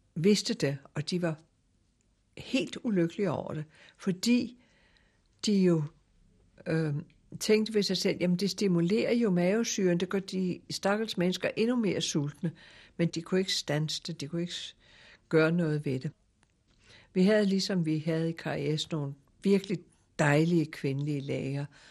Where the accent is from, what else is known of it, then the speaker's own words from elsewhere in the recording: Denmark; moved away; also born or lived in Java; jeg var jo dansker